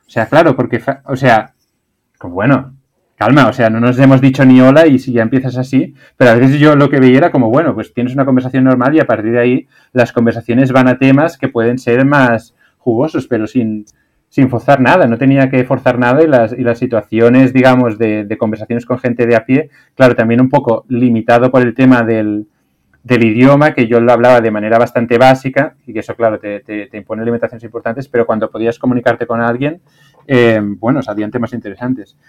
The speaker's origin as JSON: {"language": "Spanish", "country": "Spain", "also_born_or_lived": "China", "said": "como de España"}